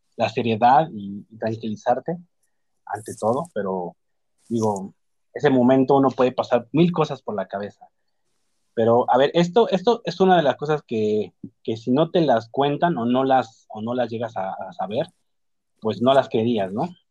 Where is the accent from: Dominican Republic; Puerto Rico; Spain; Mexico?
Mexico; Nosotros como mexicanos